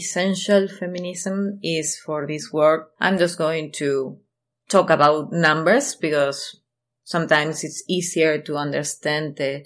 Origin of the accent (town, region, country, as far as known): Argentina